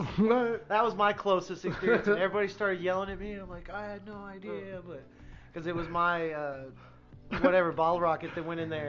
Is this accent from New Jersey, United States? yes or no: no; Texas, United States; now in Arizona, United States; Growing up in Texas and then living here